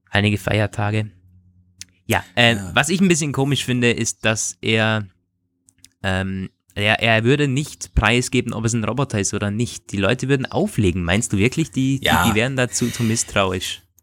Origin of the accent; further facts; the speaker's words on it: Tyrol, Austria; Wenn ich mir vorstelle, dass mein Handy für mich, ich komme aus Tirol, bei meinem Friseur anruft